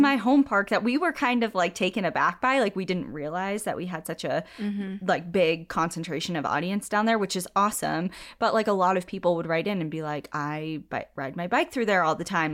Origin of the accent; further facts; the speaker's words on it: New England, United States; being born and raised in New England